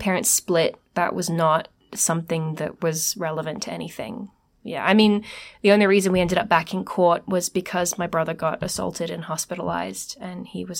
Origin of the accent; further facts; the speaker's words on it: Sydney, New South Wales, Australia; We lived, I grew up in the Greater West, so it was a big deal to go to Parramatta, and we got dressed up and caught the train.